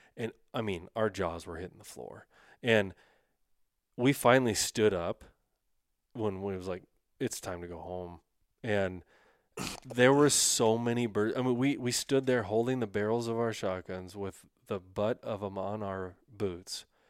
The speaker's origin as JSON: {"language": "English", "region": "North Dakota", "country": "United States", "tie": "born or raised there", "said": "I was raised in North Dakota"}